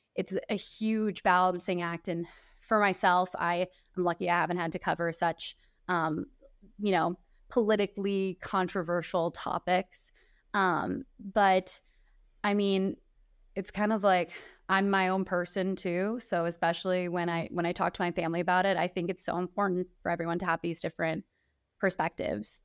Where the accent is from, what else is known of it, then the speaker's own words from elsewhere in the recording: Kansas City, Missouri, United States; moved away as an adult; I'm in my hometown, I'm working here, I'm on my favorite station